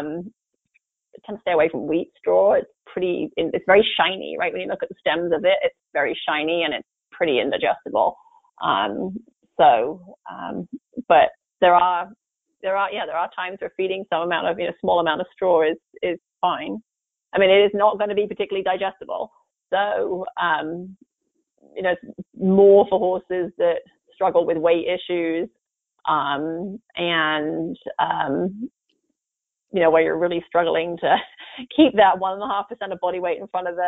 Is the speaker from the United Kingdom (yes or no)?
yes; England, United Kingdom; moved away; I grew up in England